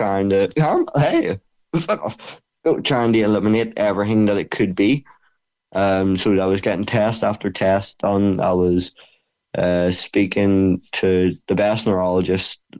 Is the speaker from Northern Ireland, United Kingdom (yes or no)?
yes; Bangor, Northern Ireland, United Kingdom; it's in my hometown, and it's the only gym in Bangor for MMA.